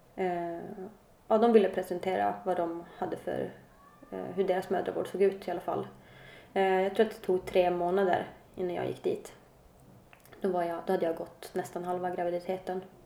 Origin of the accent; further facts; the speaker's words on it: Luleå / Kalix, Norrbotten County, Sweden; moved away as an adult; now in Stockholm, Sweden; Jag kommer från, född i Luleå, mm. uppe i norr. Jag eh, har bott halva mitt liv i Kalix. Eh, när jag var 20 flyttade jag till Stockholm